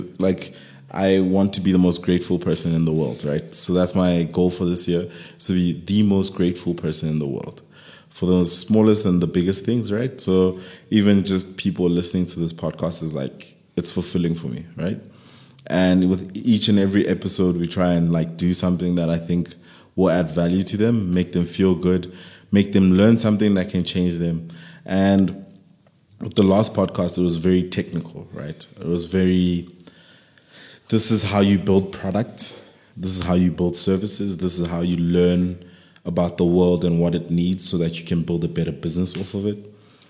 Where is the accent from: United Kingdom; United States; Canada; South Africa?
South Africa; Johannesburg, Gauteng; I'm Soweto born and raised